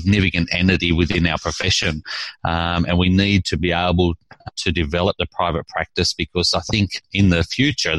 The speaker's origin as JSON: {"language": "English", "town": "Sydney", "region": "New South Wales", "country": "Australia", "moved": "as an adult", "lives_now": "Tasmania, Australia", "said": "I come from Sydney, so I did my training at Sydney Uni"}